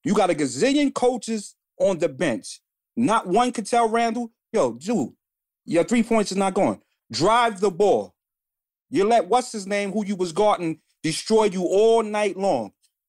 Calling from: Bronx, New York, United States; Okay. From the Bronx.

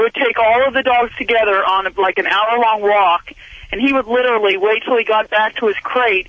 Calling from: Woodbridge, Virginia, United States; I'm calling from Woodbridge, Virginia, right outside of D.C.

